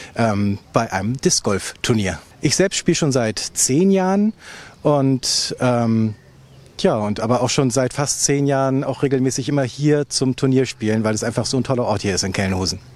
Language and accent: German; near Flensburg, Schleswig-Holstein, Germany; ich komme aus der Nähe von Flensburg